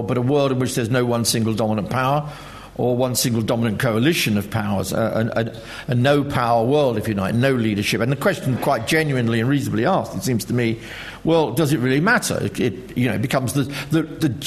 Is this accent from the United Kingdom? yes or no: yes; United Kingdom; being British